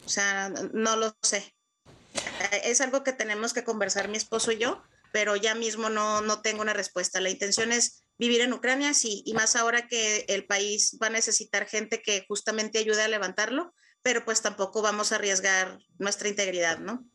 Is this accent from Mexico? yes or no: yes; Mexico; moved away as an adult; now in Ukraine; como mexicana